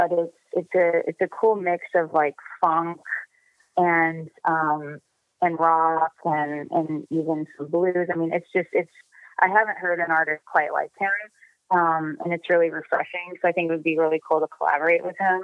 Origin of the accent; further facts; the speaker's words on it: Indiana, United States; also born or lived in New York City; now in Los Angeles, United States; I grew up in Indiana in a very strict Christian home